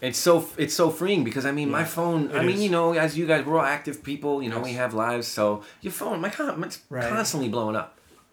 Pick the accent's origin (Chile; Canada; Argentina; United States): United States; New York City, New York; Listen, I'm from Brooklyn. I'm from Brooklyn.